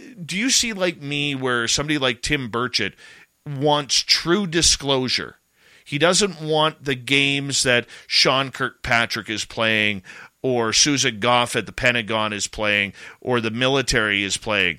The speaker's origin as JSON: {"language": "English", "country": "Canada", "said": "I'm Canadian"}